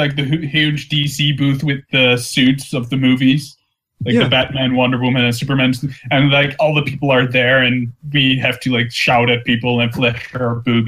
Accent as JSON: {"language": "English", "country": "Netherlands", "said": "I'm Dutch."}